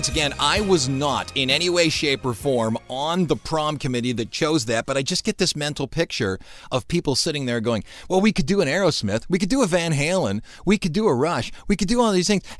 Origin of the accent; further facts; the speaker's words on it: Cleveland, Ohio, United States; We're from Cleveland